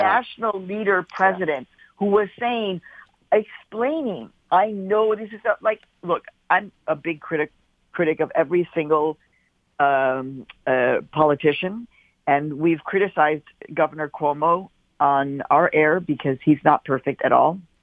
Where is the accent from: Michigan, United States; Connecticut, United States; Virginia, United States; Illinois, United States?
Illinois, United States; Chicago; now in New York, United States; I'm a Midwesterner myself, obviously raised in Chicago